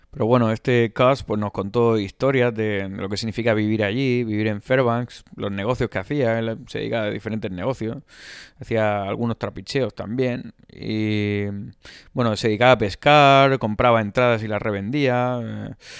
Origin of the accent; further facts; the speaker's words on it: Spain; Decíamos, de España